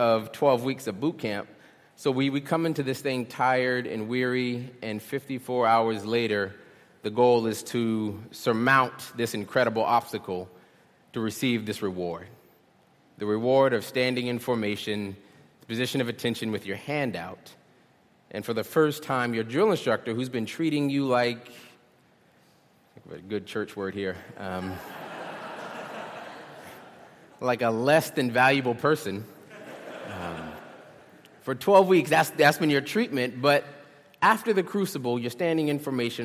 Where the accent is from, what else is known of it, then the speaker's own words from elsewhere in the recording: Charleston, South Carolina, United States; also born or lived in Philadelphia; I'm from Charleston